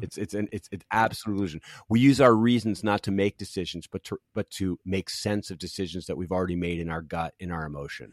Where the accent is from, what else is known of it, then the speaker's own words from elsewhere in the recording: Philadelphia, Pennsylvania, United States; also born or lived in Los Angeles; now in Cincinnati, United States; I grew up in Philadelphia on the East Coast, and I'm a. I'm so East Coast